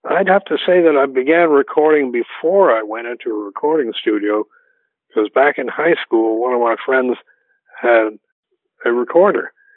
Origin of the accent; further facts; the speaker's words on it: New York City, New York, United States; also born or lived in Mount Vernon, New York; I was born in New York City and grew up there until, oh, I don't know, when I was about 10, no, about, when I was about 11 or 12, I think, we moved to the suburb of Mount Vernon, which is directly on the border of New York